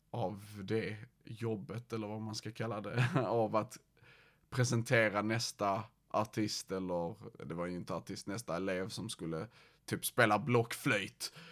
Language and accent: Swedish; Malmö, Skåne, Sweden; Uh, jag kommer från Malmö. Jag vet ju, eh, min dialekt maskerar det väl, men ja, jag kommer från Malmö.